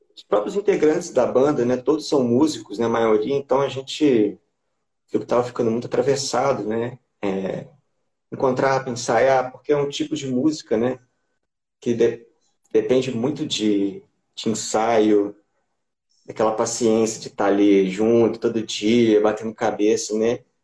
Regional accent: Juiz de Fora, Minas Gerais, Brazil; sou de Juiz de Fora, mais conhecido como Anexo Carioca

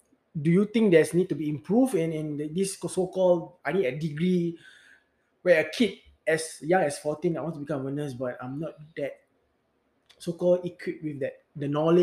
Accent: Singapore; as a Singaporean, I serve army also.

